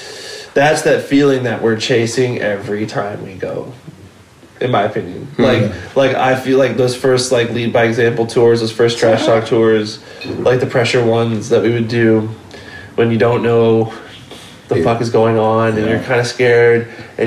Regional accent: Southern California, United States; Growing up in Bakersfield, like going somewhere far for a show was something you just did. Especially growing up in Southern California

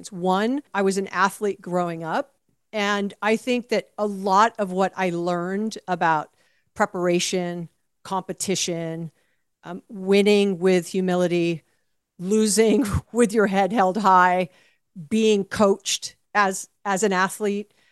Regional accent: Hawaii, United States; So uh, I was born and raised in Hawaii, and my best friend's family owned the outdoor carnival.

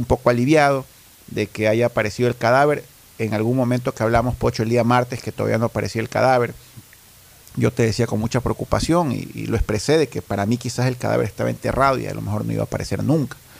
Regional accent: Ecuador; Yo como ecuatoriano

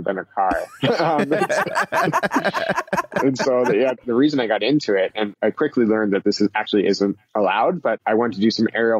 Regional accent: Philadelphia, Pennsylvania, United States; moved away as an adult; also born or lived in Columbia, Missouri; I'm from the Philadelphia area

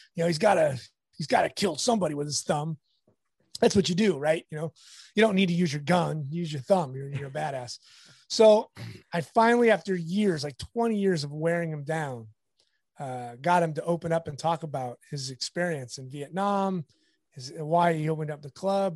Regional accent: La Habra, California, United States; also born or lived in Fullerton; I grew up in La Habra, which is, I'm in Fullerton right now, so it's not that far away

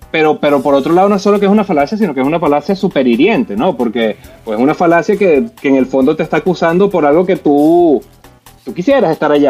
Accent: Venezuela; moved away; todos somos venezolanos

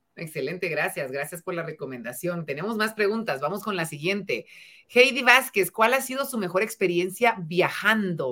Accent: Guatemala; a todos los guatemaltecos que estamos detrás

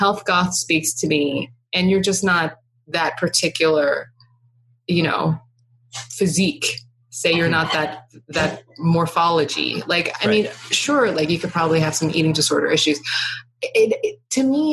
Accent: Texas, United States; now in New York City, United States; I'm from Texas

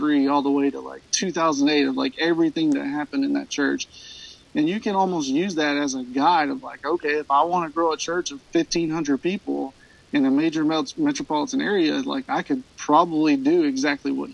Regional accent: Alabama, United States; moved away as an adult; also born or lived in Southern California; now in Decatur, Alabama, United States; I'm actually from a smaller town about an hour and a half away in Alabama

